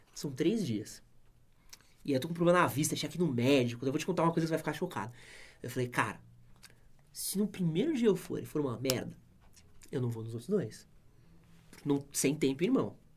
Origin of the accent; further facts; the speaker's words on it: São Paulo, Brazil; eu nasci aqui na Moca